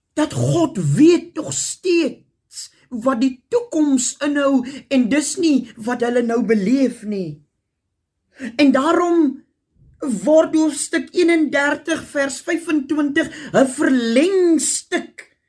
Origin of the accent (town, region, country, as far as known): South Africa